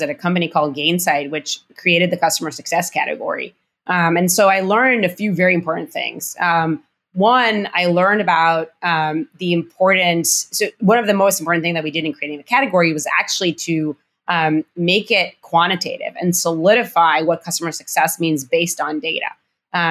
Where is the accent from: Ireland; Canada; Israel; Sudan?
Israel; Rehovot, Central District; moved away; I was born and raised in Israel, actually on, in the Weizmann Institute of Science